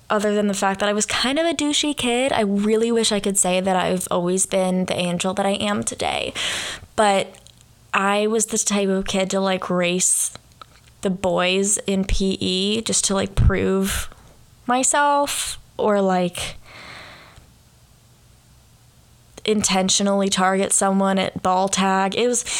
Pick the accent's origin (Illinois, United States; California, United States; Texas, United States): California, United States; moved away as an adult; now in Oxford, Ohio, United States; I am from California